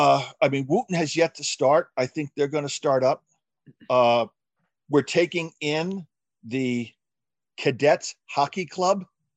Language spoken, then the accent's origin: English; New Jersey, United States; we're from New Jersey. I went to a private high school.